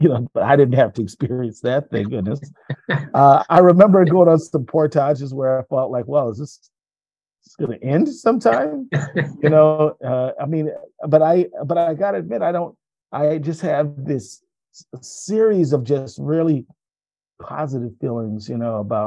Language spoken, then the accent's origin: English; Minnesota, United States; I'm from Minnesota